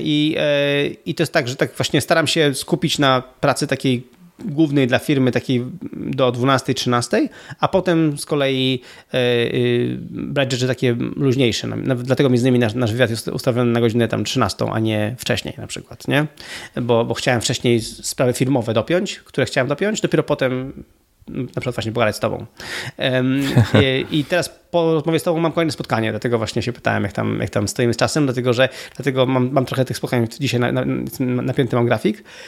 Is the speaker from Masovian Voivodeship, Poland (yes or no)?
no; Gdynia, Pomeranian Voivodeship, Poland; moved away as an adult; also born or lived in Warsaw / Spain; jestem w ogóle z Gdyni. To jest, jest moje rodzinne miasto